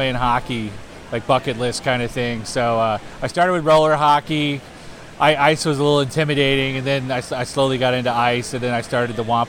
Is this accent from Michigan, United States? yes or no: yes; Detroit, Michigan, United States; now in Nashville, United States; Yeah, I grew up in Detroit